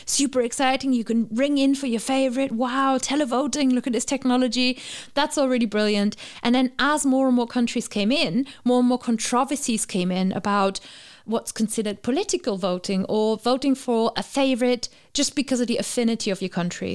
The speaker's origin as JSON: {"language": "English", "country": "Germany", "tie": "born or raised there", "moved": "yes", "said": "I remember when I was growing up, we did watch the Eurovision Song Contest in my family. Obviously, I'm from Germany"}